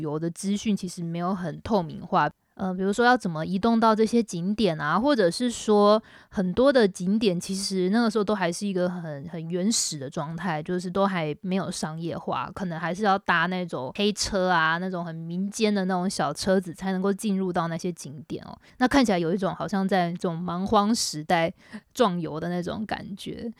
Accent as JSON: {"language": "Chinese", "country": "Taiwan", "moved": "as an adult", "lives_now": "Shanghai, China", "said": "我是台湾人"}